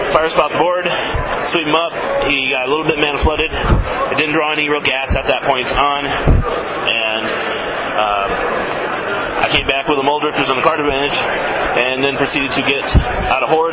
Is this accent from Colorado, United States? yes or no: yes; Colorado, United States; well, I'm from Colorado. No, But I go to school with them in Kansas.